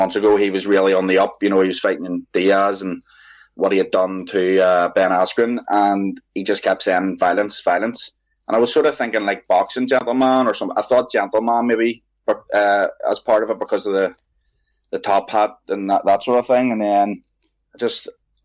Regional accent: Bangor, Northern Ireland, United Kingdom; I grew up in Bangor. I've been in Bangor

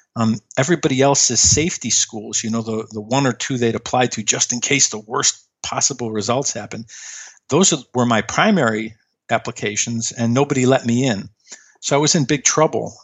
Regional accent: Chicago, Illinois, United States; I grew up in Chicago

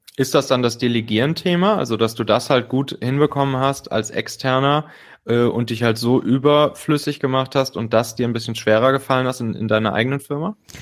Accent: Rhineland, Germany; in meiner Heimat, dem Rheinland

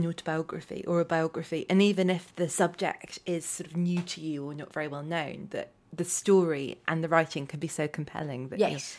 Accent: Dorset, South West England, United Kingdom; I had to read a lot of Thomas Hardy at school because I'm from Dorset.

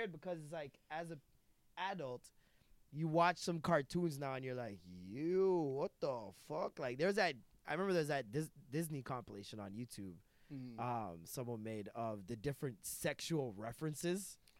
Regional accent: Toronto, Ontario, Canada; also born or lived in Jamaica; I loved Scarborough, and I didn't see the reason why we were moving until we moved

